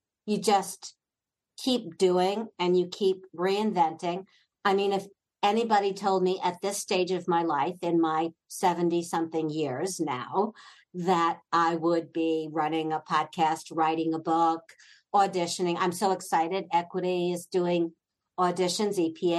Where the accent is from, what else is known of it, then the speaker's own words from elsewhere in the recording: Long Island, New York, United States; I'm from Long Island